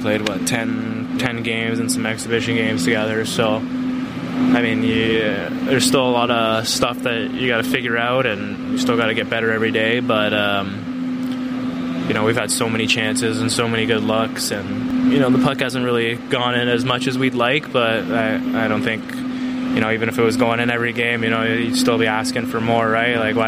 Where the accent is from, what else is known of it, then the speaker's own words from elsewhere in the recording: Canada; moved away as an adult; now in Chicago, United States; growing up in Canada